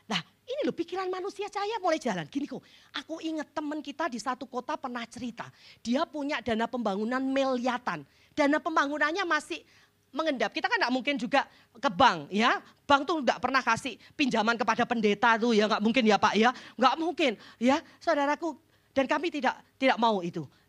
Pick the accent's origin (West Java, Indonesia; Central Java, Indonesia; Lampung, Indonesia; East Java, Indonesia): Central Java, Indonesia; Jepara; Saya pulang ke kampung saya, ke Jepara.